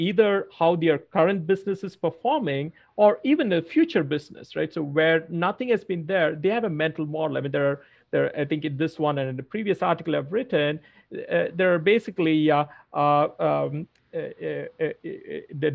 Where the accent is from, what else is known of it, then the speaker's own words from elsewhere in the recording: India; moved away; also born or lived in Australia / New York; I had not seen much of snow growing up in India and then in Australia.